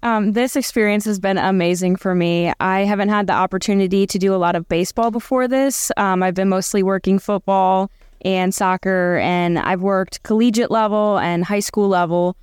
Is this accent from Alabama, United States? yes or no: no; Cleveland, Ohio, United States; moved away as an adult; also born or lived in Arkansas; Cleveland, 'cause that's my hometown